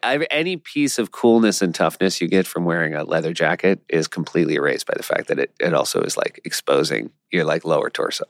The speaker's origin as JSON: {"language": "English", "region": "New Hampshire", "country": "United States", "said": "we're from New Hampshire"}